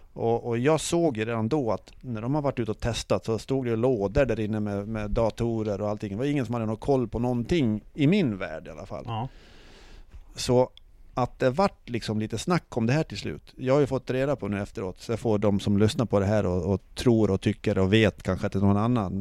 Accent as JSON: {"language": "Swedish", "country": "Sweden", "said": "vi var från Sverige"}